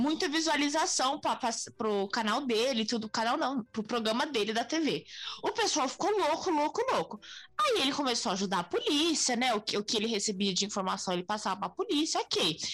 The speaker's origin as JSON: {"language": "Portuguese", "country": "Brazil", "said": "sendo brasileiro"}